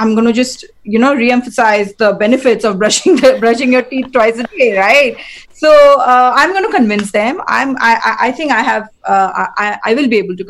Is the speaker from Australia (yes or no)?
no; India; I'm Indian, and we have like Indian festivals